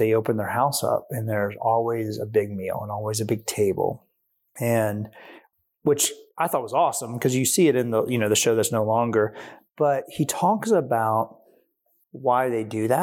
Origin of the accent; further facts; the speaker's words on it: Hilton Head Island, South Carolina, United States; growing up in Sea Pines, the wrong side.